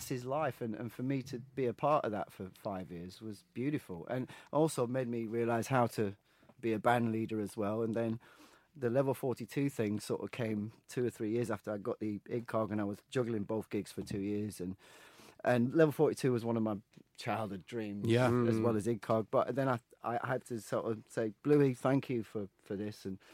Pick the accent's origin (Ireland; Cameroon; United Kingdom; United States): United Kingdom; Sheffield, Yorkshire and the Humber; moved away as an adult; now in London, United Kingdom; I'm from Sheffield originally.